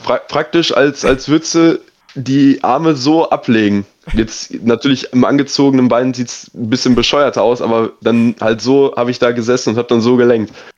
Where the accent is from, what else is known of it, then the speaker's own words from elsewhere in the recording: near Dortmund, North Rhine-Westphalia, Germany; moved away as an adult; now in Heidenheim, Germany; ich komme aus NRW, Nähe Dortmund